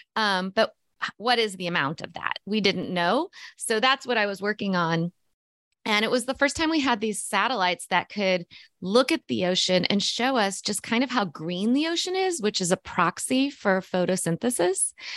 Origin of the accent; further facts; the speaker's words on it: Missouri, United States; I grew up in Missouri, which is the center of North, you know, of, of the United States